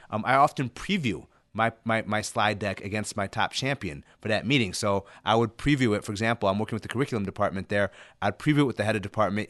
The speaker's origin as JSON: {"language": "English", "region": "Illinois", "country": "United States", "tie": "born or raised there", "also_born_or_lived": "Ethiopia / Sudan", "second_language": "English", "said": "I was resettled in, in, in Illinois when I was in first grade and learned English"}